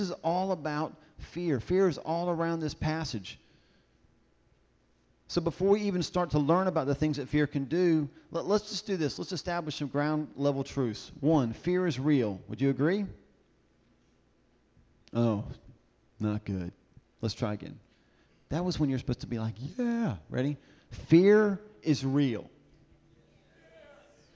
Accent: the South, United States; I'm from the South

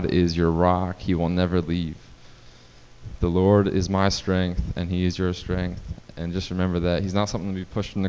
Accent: New Jersey, United States; moved away as an adult; now in North Carolina, United States; growing up in New Jersey

